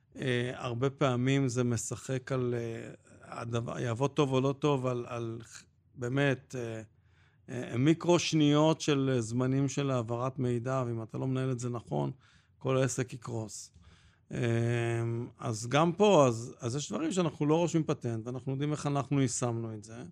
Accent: Jerusalem, Jerusalem District, Israel; אני גדלתי בירושלים

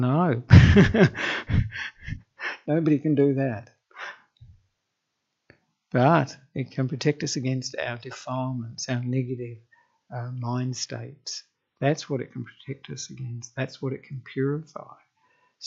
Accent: Australia; moved away as an adult; now in Sri Lanka; I am an Australian monk who ordained with Ajahn Brahm in Western Australia

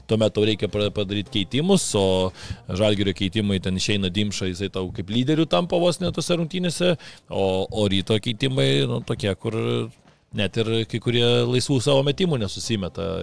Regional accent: Vilnius, Vilnius County, Lithuania; kaip Vilnietis

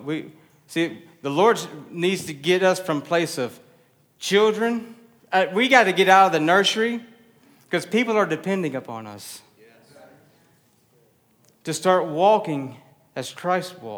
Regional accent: Texas, United States; I'm Texan

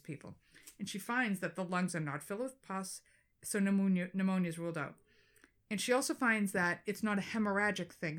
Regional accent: Boston, Massachusetts, United States; accent: Boston; my Boston accent

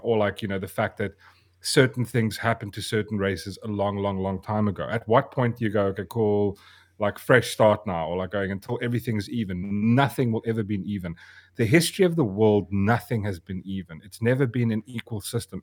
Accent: South Africa; I am South African. That's, I was born here.

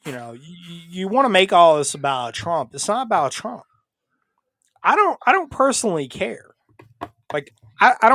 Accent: North Carolina, United States; my home state of North Carolina

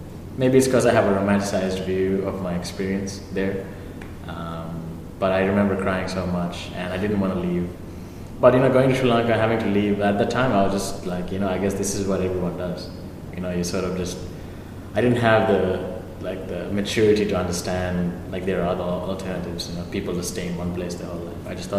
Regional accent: Lincoln, Nebraska, United States; born there; Well, I was born in Lincoln, Nebraska. True corn husker. Yeah, Lincoln, Nebraska.

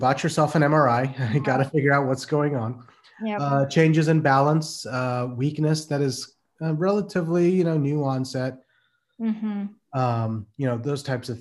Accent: Midwest, United States; moved away as an adult; also born or lived in Pennsylvania; now in Maryland, United States; I'm from the Midwest, raised and lived there for over 30 years.

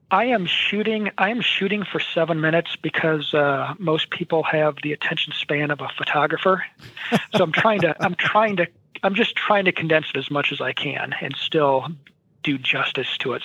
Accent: Williamsburg, Iowa, United States; Williamsburg, Iowa, just uh, a little west of Iowa City, uh, which is my hometown

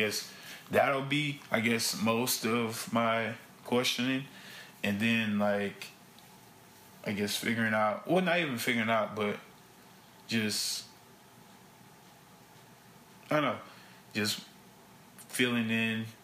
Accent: Baton Rouge, Louisiana, United States; I'm from Baton Rouge, East Baton Rouge Parish

